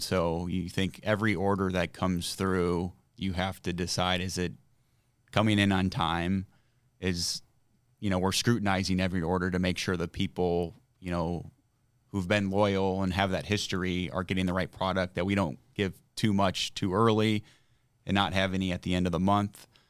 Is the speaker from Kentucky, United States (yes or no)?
no; Granger, Indiana, United States; I grew up in South Bend, Indiana